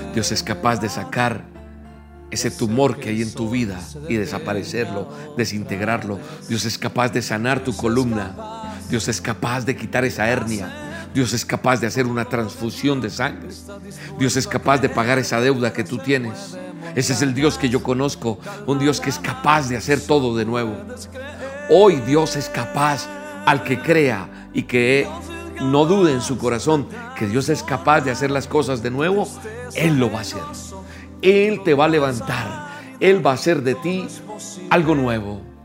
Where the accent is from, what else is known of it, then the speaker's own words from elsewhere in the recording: Colombia; En mi tierra, por ejemplo, en Colombia